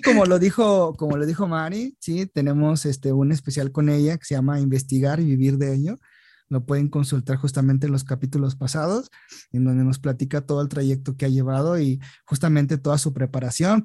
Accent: Mexico

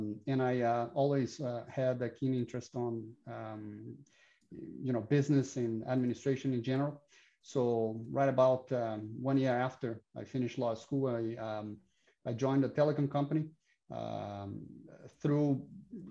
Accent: Brazil; I'm Brazilian, born and raised in Brazil

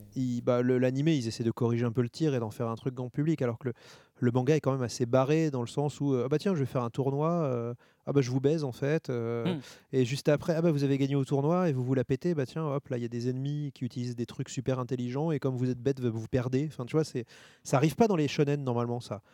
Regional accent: France; je suis français.

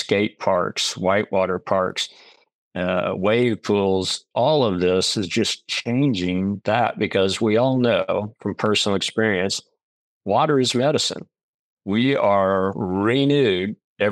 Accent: Oklahoma, United States; moved away as an adult; also born or lived in North Carolina / Carmel-by-the-Sea, California; what I grew up here in Oklahoma

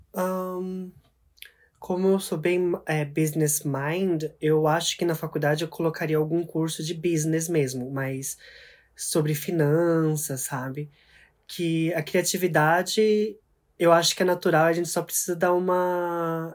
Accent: Mie, Japan; also born or lived in Brazil; now in Tokyo, Japan; onde eu cresci, que é Mieken, que é uma cidade um pouquinho mais pro meio do Japão

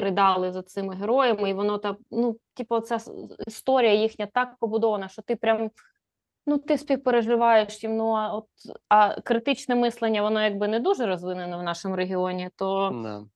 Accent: a village near Poltava, Poltava Oblast, Ukraine; я ходила в школу в Полтаву, бо е, школа в моєму селі тоді вважалась не дуже ок.

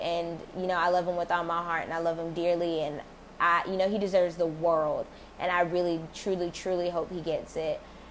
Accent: United States; I am African American

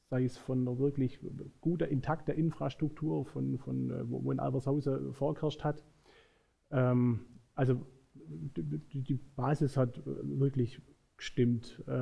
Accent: Ferndau, Germany; ja, ja, mögen auch schöne Landkreise sein, aber äh, ich bin hier verwurzelt. Ähm, meine Frau kommt aus Uinge, äh, ich komme aus Ferndau

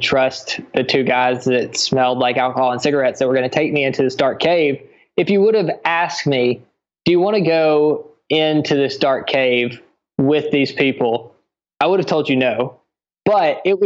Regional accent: United States; moved away; as an American

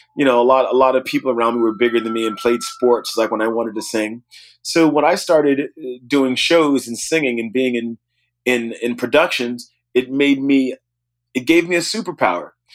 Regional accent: New Orleans, Louisiana, United States; I grew up in New Orleans

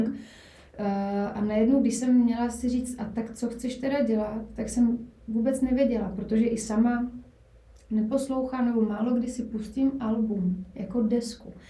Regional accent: Brno, South Moravian Region, Czechia; moved away as an adult; now in Prague, Czechia; původem jsem z Brna, byť už, už pár let žiju v Praze

